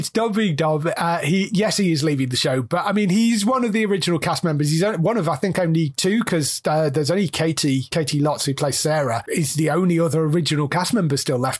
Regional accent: Australia; I use cuss words because I do, and I'm Australian, and it's who I am.

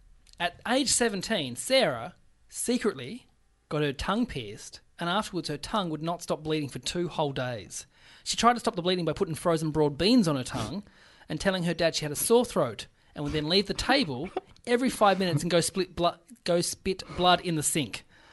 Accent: Melbourne, Victoria, Australia; I grew up in Melbourne, but also I had a farm, so I grew up between a farm and Melbourne.

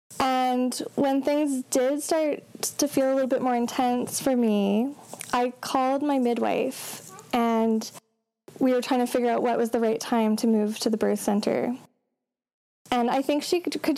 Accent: Calgary, Alberta, Canada; also born or lived in northern British Columbia; now in British Columbia, Canada; I am from Canada, so originally from Calgary, but I now live in northern BC.

